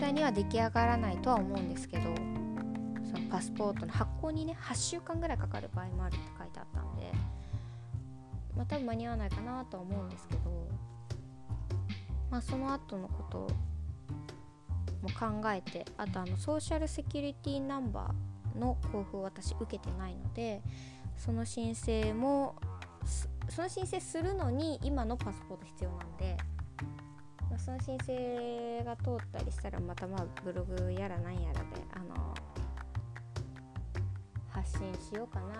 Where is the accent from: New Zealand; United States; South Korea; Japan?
United States; born there; とアメリカで生まれたんですけど